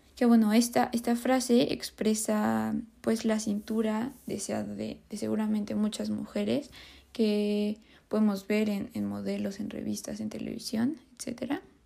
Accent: Mexico; nosotros como mexicanos

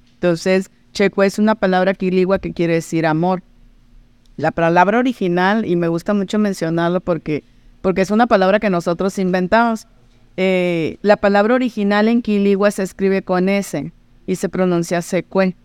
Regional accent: Mazatlán, Sinaloa, Mexico; moved away as an adult; now in Baja California, Mexico; yo soy de Mazatlán y hace 30 años me fui a Baja California, poquito menos, 28 años

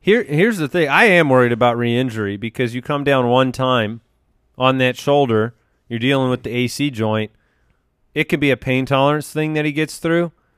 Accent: Arizona, United States; we're from Arizona

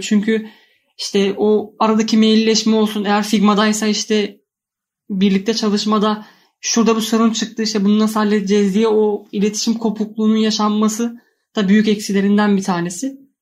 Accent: Trabzon, Turkey

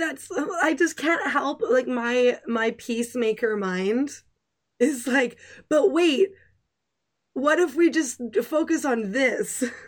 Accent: Canada; I'm a Canadian

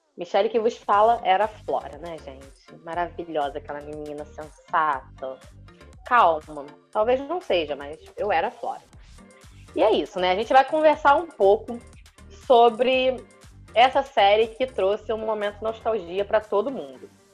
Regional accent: Brazil; a gente é brasileiro

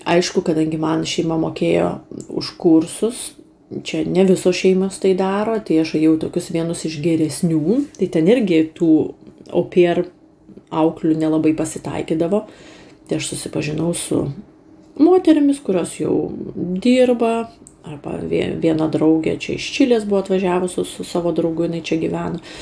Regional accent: Lithuania; moved away as an adult; Tai aš užsisakiau, kaip lietuvė, sriubos ir antrą patiekalą.

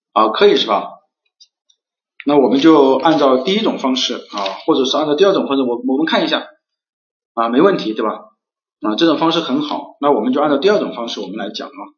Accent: China; 我们中国人是从自然就会想到人类

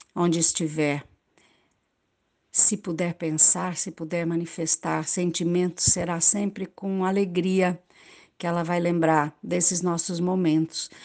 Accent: Pantanal, Mato Grosso do Sul, Brazil; moved away; eu nasci e vivi no Pantanal, Mato Grosso do Sul.

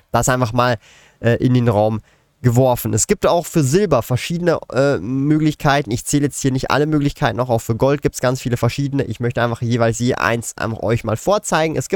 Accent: Switzerland

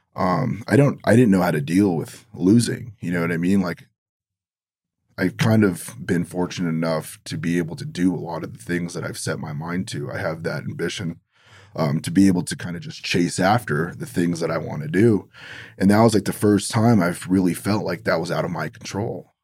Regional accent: Los Angeles, California, United States; growing up in Los Angeles

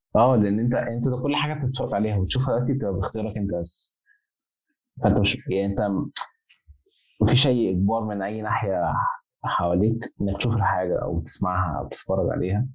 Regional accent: Egypt; now in Zaragoza, Spain; عندنا في مصر

